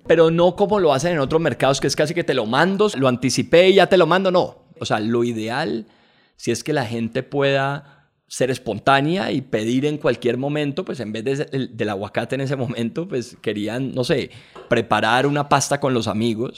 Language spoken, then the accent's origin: Spanish; Colombia; Como colombianos